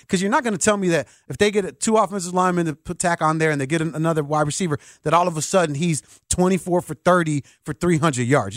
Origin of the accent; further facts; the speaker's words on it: Chicago, Illinois, United States; I'm from Chicago